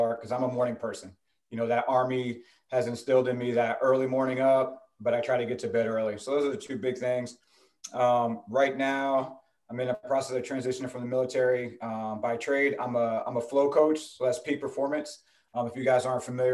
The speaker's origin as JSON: {"language": "English", "region": "New Jersey", "country": "United States", "tie": "born or raised there", "said": "So I'm from New Jersey originally. Grew up in New Jersey."}